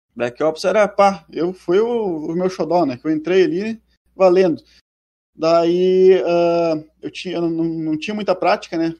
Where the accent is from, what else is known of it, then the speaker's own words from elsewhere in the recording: Ibirubá, Rio Grande do Sul, Brazil; Eu sou de uma cidadezinha do centro do Rio Grande do Sul chamada Ibirubá.